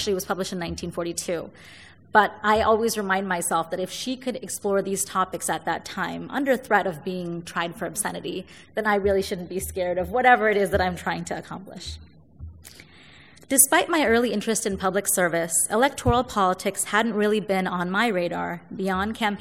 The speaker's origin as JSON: {"language": "English", "town": "Chicago", "region": "Illinois", "country": "United States", "tie": "born or raised there", "said": "Growing up in Chicago as part of a Shia Muslim family and community"}